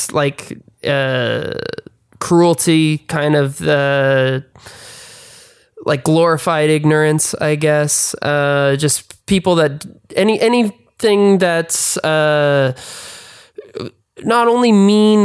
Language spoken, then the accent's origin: English; Keene, New Hampshire, United States; moved away as an adult; now in Los Angeles, United States; I grew up actually in Keene, New Hampshire, which is in the middle of nowhere.